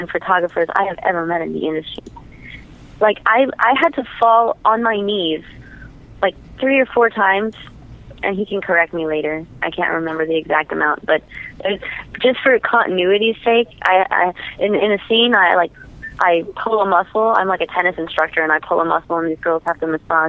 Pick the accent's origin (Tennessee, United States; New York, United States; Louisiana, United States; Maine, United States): Louisiana, United States; New Orleans; I'm from New Orleans